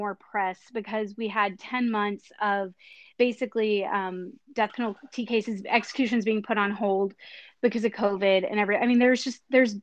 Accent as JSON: {"language": "English", "region": "Texas", "country": "United States", "said": "here in my home state of the very pro-life Texas"}